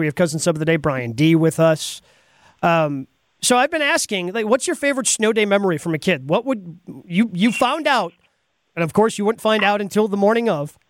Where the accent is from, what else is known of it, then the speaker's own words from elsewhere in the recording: Dodge County, Wisconsin, United States; also born or lived in Milwaukee, Wisconsin; I grew up in Dodge County